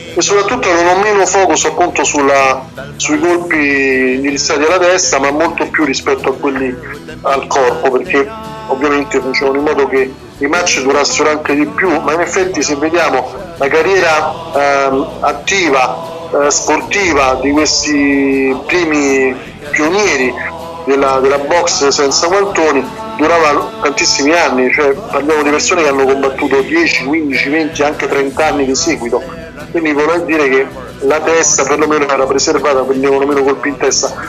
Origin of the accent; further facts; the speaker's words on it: Rome, Lazio, Italy; che siamo romani